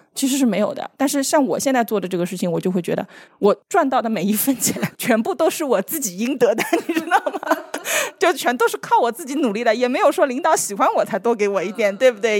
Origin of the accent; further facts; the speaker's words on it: Shanghai, China; 用我们上海人的话来说